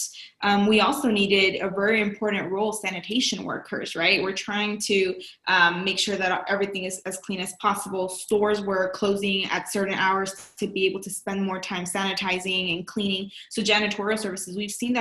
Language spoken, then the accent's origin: English; Texas, United States; as a Texan